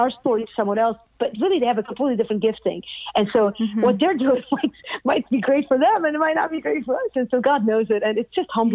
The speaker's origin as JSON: {"language": "English", "town": "Beirut", "region": "Beirut Governorate", "country": "Lebanon", "tie": "born or raised there", "moved": "yes", "lives_now": "United States", "said": "I grew up in Beirut"}